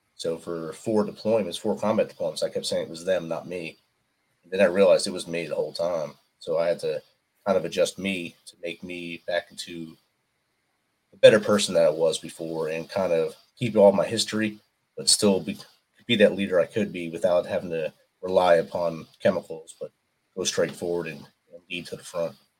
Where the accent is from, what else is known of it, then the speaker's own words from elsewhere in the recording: New Jersey, United States; I was a North Jersey guy